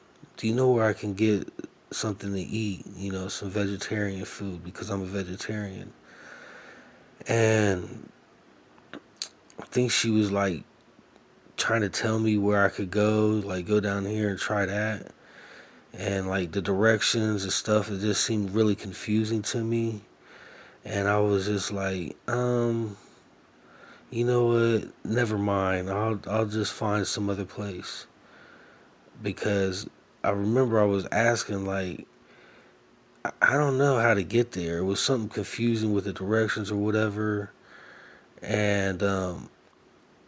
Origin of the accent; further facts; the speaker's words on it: United States; being an American